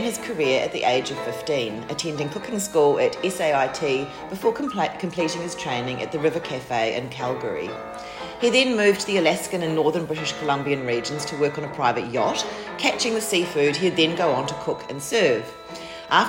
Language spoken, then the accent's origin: English; Christchurch, Canterbury, New Zealand; now in Melbourne, Australia; I'm from Christchurch